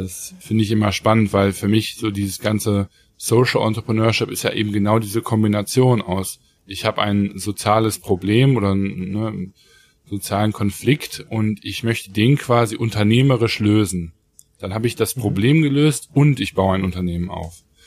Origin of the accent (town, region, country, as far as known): Germany